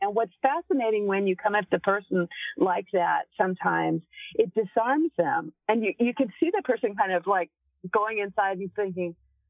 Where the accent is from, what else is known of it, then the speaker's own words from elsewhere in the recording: Texas, United States; Well, I I'm a Texan, so we tend to be pretty straight up.